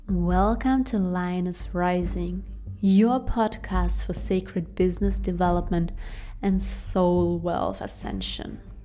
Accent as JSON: {"language": "English", "country": "Russia", "said": "I'm from Russia"}